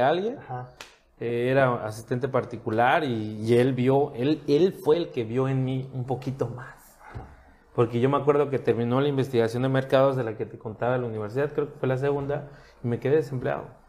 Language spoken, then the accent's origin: Spanish; Cancún, Quintana Roo, Mexico; also born or lived in Puerto Morelos; Yo soy cancunense